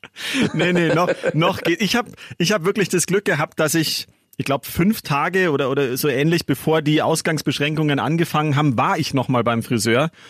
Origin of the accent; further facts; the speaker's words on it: Munich, Bavaria, Germany; ich bin auch in München geboren, aber meine Mama ist da aus der Nähe von Mainz und zu Hause wird mhm. halt immer Hochdeutsch gesprochen